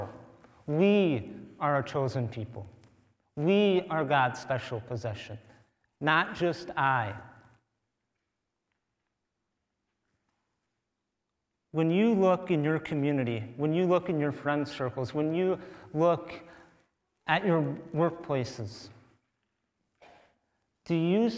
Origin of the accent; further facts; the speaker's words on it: St. James, Minnesota, United States; I am born and raised Minnesotan, I was born in St. James, Minnesota